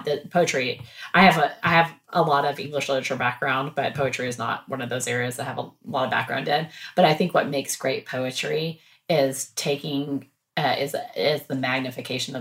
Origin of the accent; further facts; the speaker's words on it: Waco, Texas, United States; I grew up in Waco, for people that know Waco, Texas